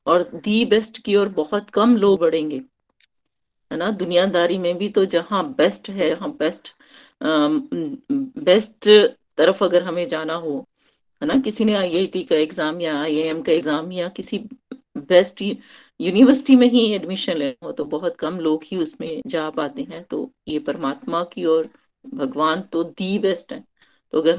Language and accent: Hindi; Chamba, Himachal Pradesh, India; चंबा से हूँ